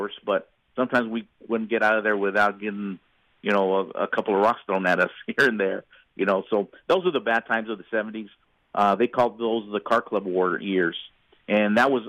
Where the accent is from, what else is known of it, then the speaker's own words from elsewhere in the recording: Superior, Arizona, United States; moved away; also born or lived in Mesa, Arizona; I'm from a small mining town in Arizona called Superior. Superior, it's a very small town nowadays, but growing up in Superior